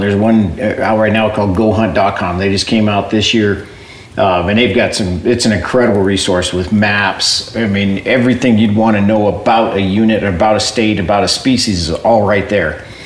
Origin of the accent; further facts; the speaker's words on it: Southern Arizona, United States; I'm from born and raised in Southern Arizona